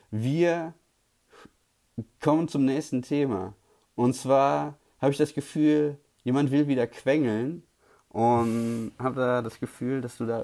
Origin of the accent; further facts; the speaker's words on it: Switzerland; Edelweiß unterstütze ich auch als Schweizer sehr gerne.